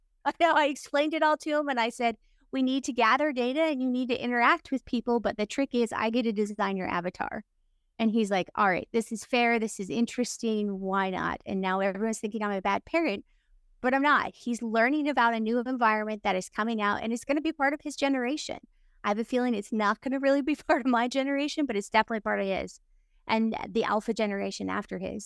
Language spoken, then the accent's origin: English; Utah, United States; moved away; I was from Utah